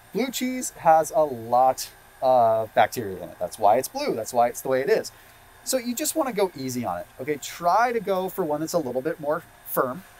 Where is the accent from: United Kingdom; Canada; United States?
United States; Sonoma, California; I'm originally from Sonoma